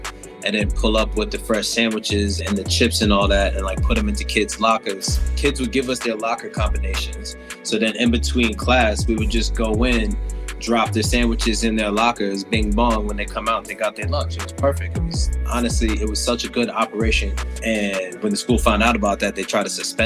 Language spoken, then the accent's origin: English; Hartford, Connecticut, United States; also born or lived in Barbados; I was born in Hartford, Connecticut, and I was raised between Hartford